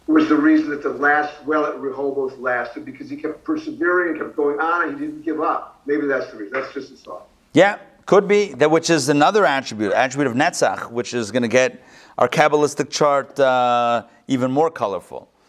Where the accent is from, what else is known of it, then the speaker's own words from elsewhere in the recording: Rehovot, Central District, Israel; born there; I yes, as you would know, I was born in Rehovot.